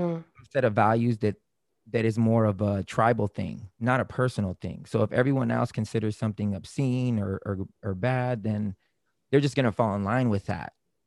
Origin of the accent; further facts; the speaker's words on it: Germany; now in Florida, United States; I was born and raised in Germany. My dad was in the military. When he retired, we retired in Florida.